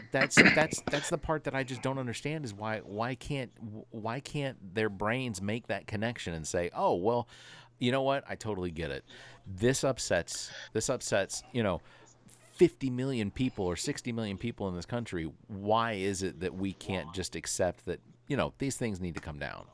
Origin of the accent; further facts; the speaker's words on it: Atlanta, Georgia, United States; I grew up in Atlanta